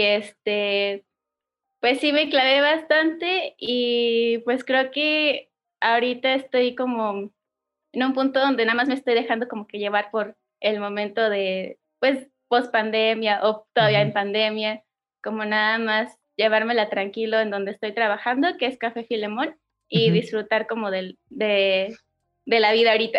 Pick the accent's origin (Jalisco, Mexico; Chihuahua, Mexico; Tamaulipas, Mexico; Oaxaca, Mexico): Oaxaca, Mexico; also born or lived in Mexico City; soy de la ciudad de Oaxaca. Nací, crecí aquí